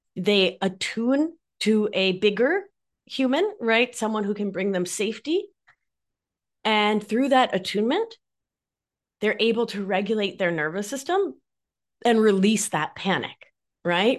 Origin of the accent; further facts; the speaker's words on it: Mar del Plata, Buenos Aires Province, Argentina; accent: Argentine; now in New York, United States; I am, if you can't tell from my accent, Argentine. I'm from Mar del Plata, which is about four hours south of Buenos Aires.